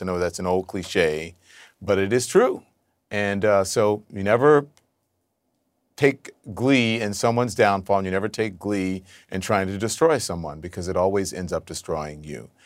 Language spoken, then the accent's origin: English; Louisiana, United States; moved away as an adult; also born or lived in Texas; now in New York, United States; I grew up in a red state, right? I lived in mostly red states